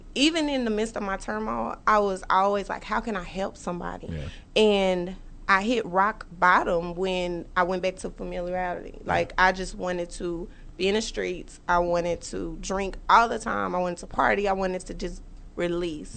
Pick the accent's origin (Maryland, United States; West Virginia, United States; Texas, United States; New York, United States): Texas, United States; Dallas; I'm originally from Dallas